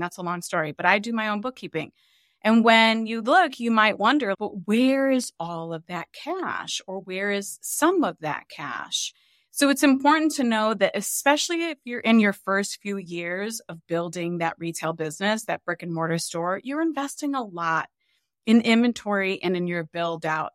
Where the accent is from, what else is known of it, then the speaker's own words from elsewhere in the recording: Cleveland, Ohio, United States; We grew up really poor in Cleveland, Ohio